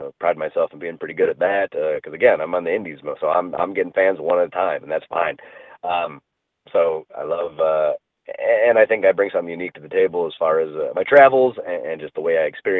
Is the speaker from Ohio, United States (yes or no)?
yes; Cleveland, Ohio, United States; being born and raised in Cleveland.